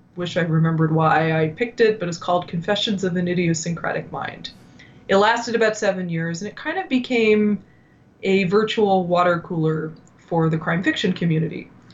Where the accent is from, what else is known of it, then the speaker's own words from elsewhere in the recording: Ottawa, Ontario, Canada; moved away as an adult; also born or lived in New York; I had returned back to my hometown in Ottawa